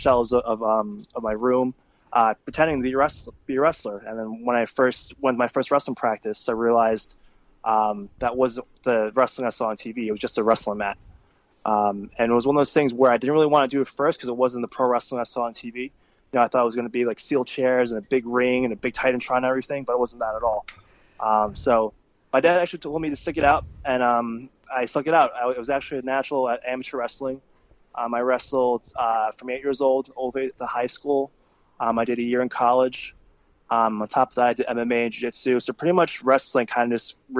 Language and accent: English; New York, United States; I was born in New York.